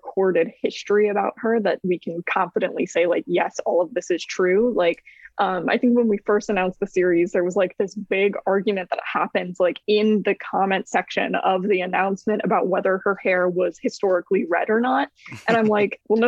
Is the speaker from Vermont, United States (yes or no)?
no; Tampa, Florida, United States; growing up in Tampa, where it's just like you are inundated with pirate lore and mythology constantly